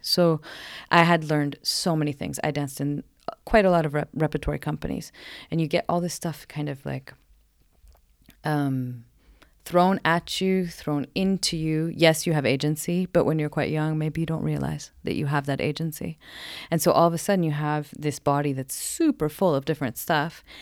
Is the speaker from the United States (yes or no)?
yes; Portland, Oregon, United States; moved away as an adult; now in Sweden; I'm from Oregon, Portland, Oregon